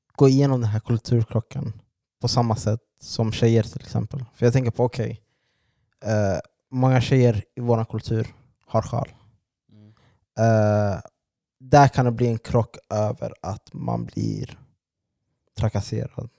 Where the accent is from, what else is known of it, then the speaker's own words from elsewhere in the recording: Sweden; alla vi är födda här